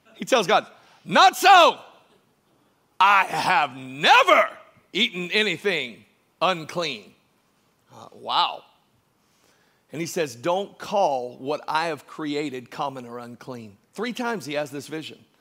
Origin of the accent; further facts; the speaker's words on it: Georgia, United States; I was born in Georgia